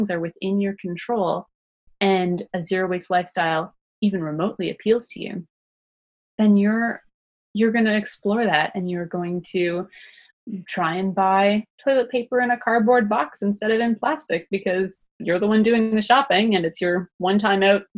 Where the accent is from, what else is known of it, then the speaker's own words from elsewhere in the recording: Canada; I'm also Canadian